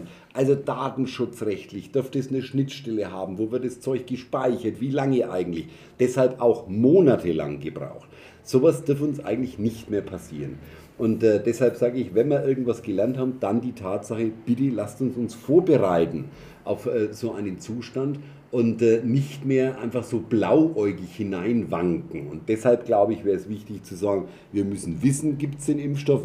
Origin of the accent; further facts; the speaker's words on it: Germany; als Deutsche